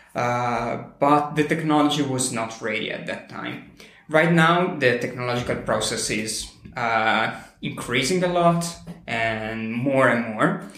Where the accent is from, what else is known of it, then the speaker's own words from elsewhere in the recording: Italy; also born or lived in near Milan; I'm from Italy. I live very, very close to Milan.